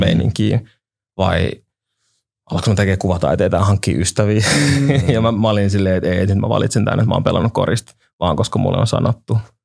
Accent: Helsinki, Uusimaa, Finland; mä olen käynyt niin kuin Itiksen peruskoulun ja olen Itä-Helsingistä alun perin

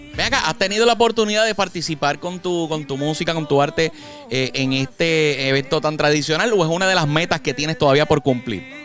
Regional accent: Fajardo, Puerto Rico; yo soy de Fajardo, yo soy orgulloso de Fajardo

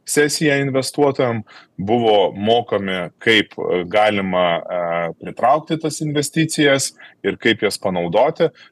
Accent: Lithuania

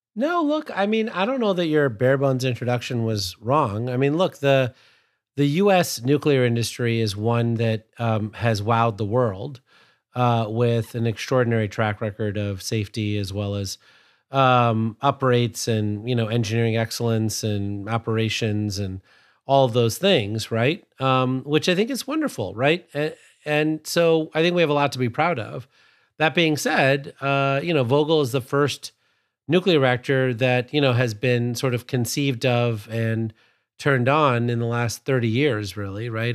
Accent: Sterling, Illinois, United States; I grew up in Sterling, Illinois, which is about, I think, forty miles or fifty miles from Byron

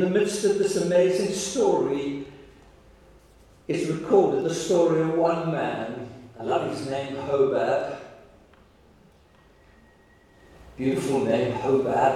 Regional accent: Free State, South Africa; we come from the Free State

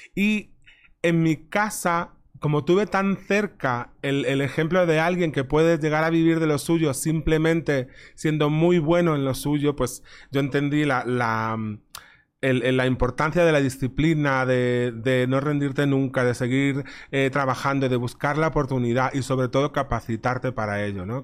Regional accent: Ares, Galicia, Spain; moved away as an adult; also born or lived in London; mi pueblo se llama Ares, que son pues somos como 4.000 habitantes

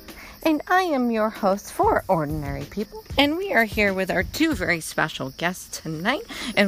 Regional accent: Canada; I am Canadian

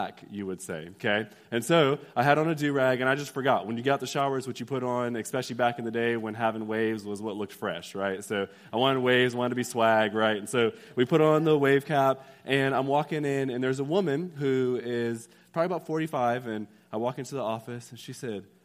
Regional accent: Austin, Texas, United States; I am from Austin

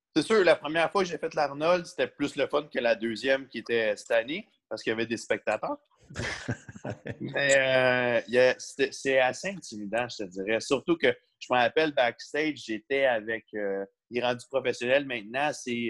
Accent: Canada; Je viens du Canada

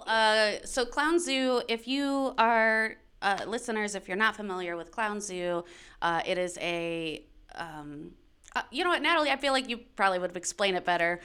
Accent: Daytona Beach, Florida, United States; moved away as an adult; also born or lived in Michigan / Orlando; I identify as a Floridian. Uh, we moved there when I was twelve

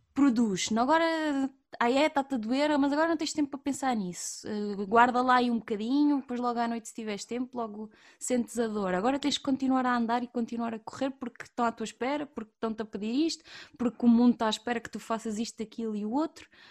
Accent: Évora, Alentejo, Portugal; eu sou de Évora, natural de Évora, e, e a verdade é que eu nasci e cresci numa, numa pequena ilha

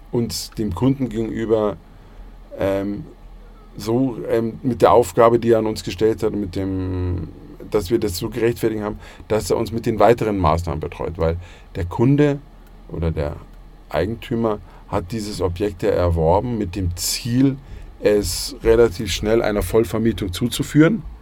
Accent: Munich, Bavaria, Germany; ich bin in München geboren, man hört zwar nicht, aber ich bin ein Münchner Kindl und ich bin mein Leben lang in München.

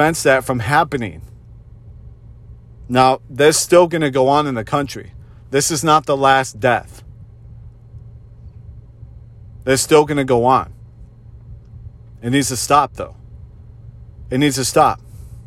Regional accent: Rochester Hills, Michigan, United States; I'm a privileged white guy from the suburbs of Detroit, Michigan. I grew up in Rochester Hills, Michigan

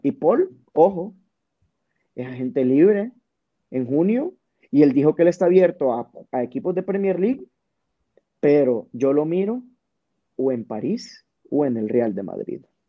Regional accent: Honduras; como buenos hondureños

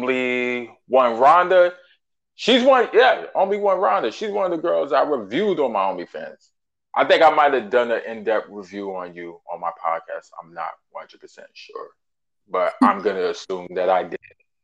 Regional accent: New York City, New York, United States; Born and raised in Brooklyn, New York. Shout out Bushwick, shout out Canarsie, and shout out Best Eye.

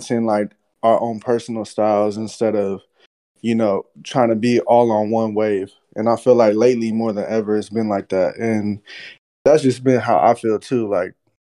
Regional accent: the Bay Area, California, United States; I'm from the Bay

